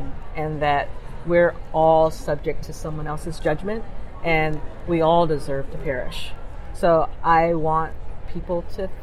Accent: Los Angeles, California, United States; as a little black kid growing up in Los Angeles

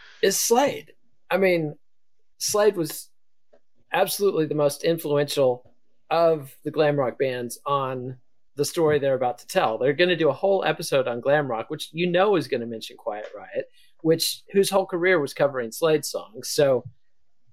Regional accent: Borger, Texas, United States; growing up in Borger, Texas in the 70s and early 80s

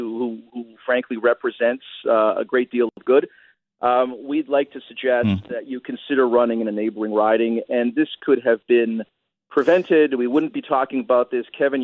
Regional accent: Brampton, Ontario, Canada; I had a Broadbent poster up in my locker, you know, circa grade 9, grade 10, growing up in Brampton

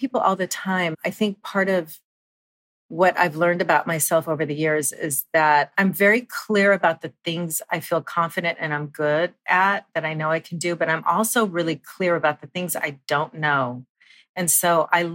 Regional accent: Southern California, United States; being born and raised in Southern California

